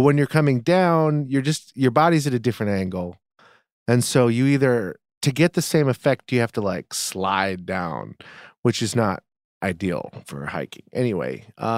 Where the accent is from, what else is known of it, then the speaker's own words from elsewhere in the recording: East Coast, United States; I grew up on the East Coast. I've never not seen snow.